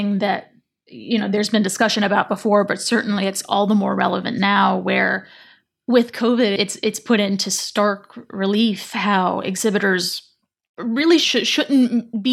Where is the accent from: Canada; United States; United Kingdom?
United States; Charlotte, North Carolina; I grew up in Charlotte, North Carolina